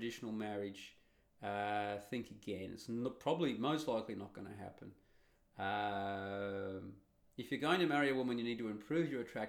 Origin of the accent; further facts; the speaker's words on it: Australia; accent: Australian; I'm Australian with an Australian accent